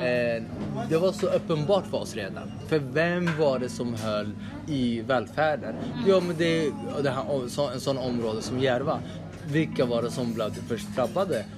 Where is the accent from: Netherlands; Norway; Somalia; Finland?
Somalia; now in Sweden; vi somalier